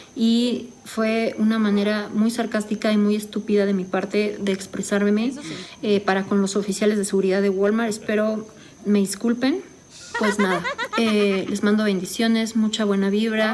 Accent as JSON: {"language": "Spanish", "country": "Mexico"}